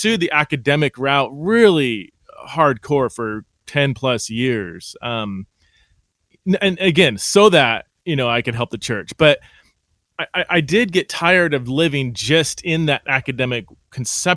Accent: California, United States; now in Idaho, United States; I'm from California

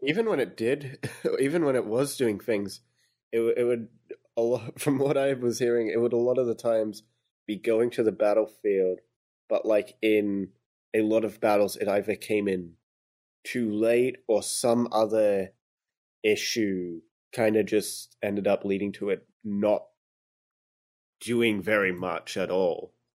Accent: Australia; I'm Australian.

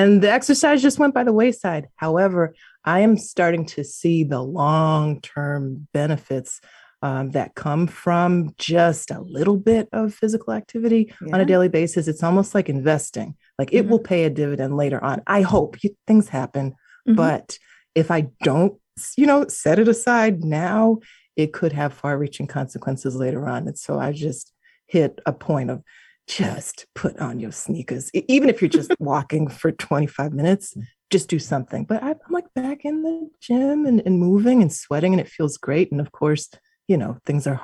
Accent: New York, United States; I was born and bred in New York.

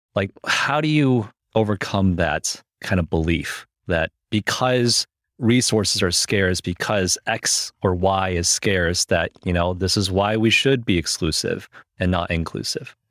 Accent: Michigan, United States; also born or lived in China; I was born in China, I moved to the U S when I was seven, and I moved to Michigan, which was not California.

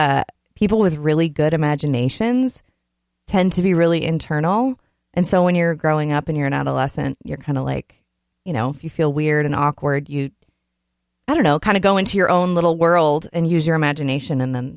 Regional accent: Blaine, Minnesota, United States; also born or lived in Austin, Texas; when I was 3, we moved up to Blaine, Minnesota. That's where I grew up.

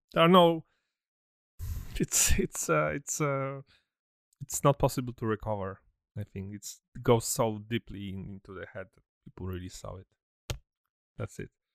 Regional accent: Poland; me and, and D J, we come from Poland, so I remember some, some, I was born in, born in seventy-nine, So my childhood was in communism

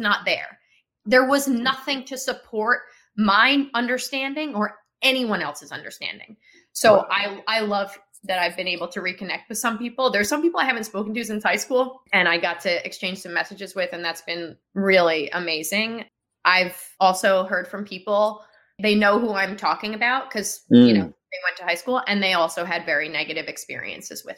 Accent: Kinnelon, New Jersey, United States; Kinnelon is where I'm from. That's why I said Kinnelon High School. That's my hometown

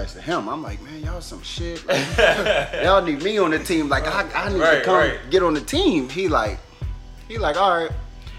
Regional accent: Philadelphia, Pennsylvania, United States; now in Prince George's County, Maryland, United States; born and raised in Philadelphia, Pennsylvania. Live down in Maryland now, PG County.

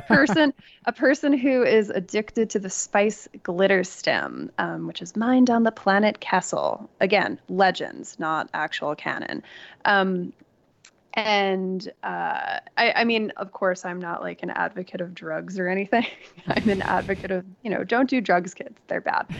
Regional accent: New York, United States; now in Los Angeles, United States; I grew up in New York

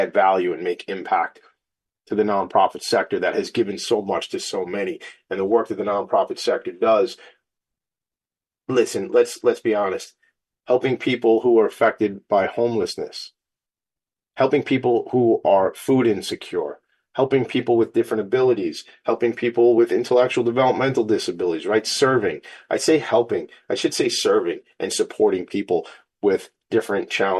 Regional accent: Long Island, New York, United States; This is my hometown, Long Island. Sometimes we say Strong Island

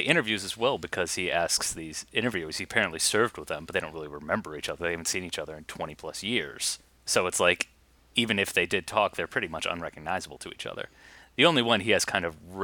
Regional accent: United States; as an American

